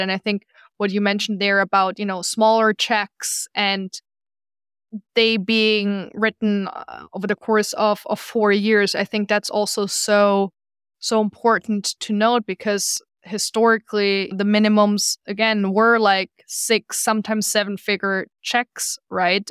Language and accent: English; Germany; now in New York, United States; I'm from Germany originally